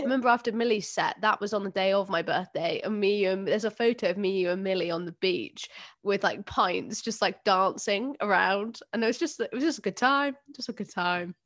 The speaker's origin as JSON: {"language": "English", "region": "London", "country": "United Kingdom", "tie": "born or raised there", "said": "I grew up in South London"}